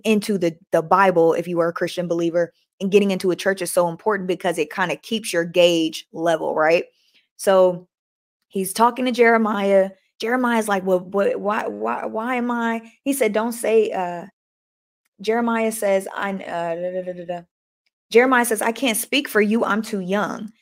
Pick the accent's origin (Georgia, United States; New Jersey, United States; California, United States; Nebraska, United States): California, United States; Oakland; I'm from Oakland